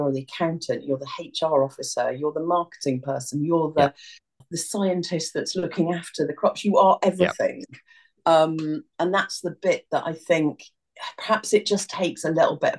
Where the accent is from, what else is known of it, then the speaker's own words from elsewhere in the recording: Newport, West Midlands, United Kingdom; I grew up near Newport, not far from Harper Adams Agriculture College